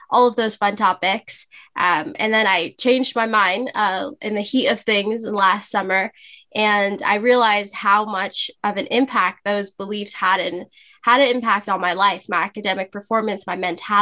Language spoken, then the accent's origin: English; Los Angeles, California, United States; I'm from Los Angeles, California. I've been born and raised here all my life.